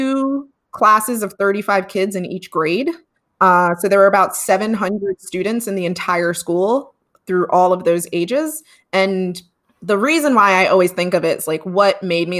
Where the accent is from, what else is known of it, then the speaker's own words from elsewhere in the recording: New York City, New York, United States; I am from Brooklyn, New York, born and raised